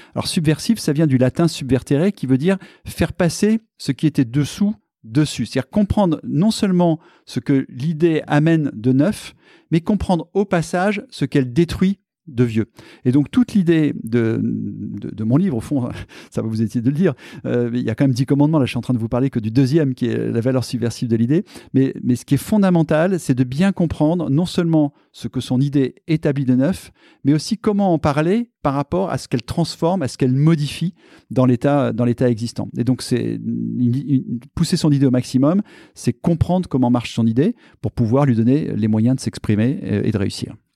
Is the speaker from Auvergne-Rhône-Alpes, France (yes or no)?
yes; Clermont-Ferrand, Auvergne-Rhône-Alpes, France; moved away as an adult; also born or lived in Paris; Je suis un Auvergnat né à Clermont-Ferrand